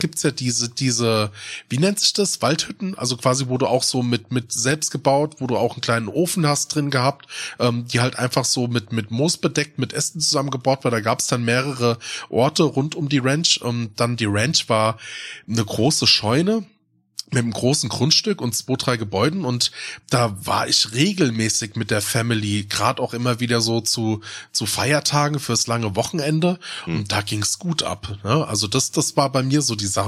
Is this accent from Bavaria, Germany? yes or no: no; Odenwald, Hesse, Germany; also born or lived in Darmstadt; im Odenwald in der Region, wo ich groß geworden bin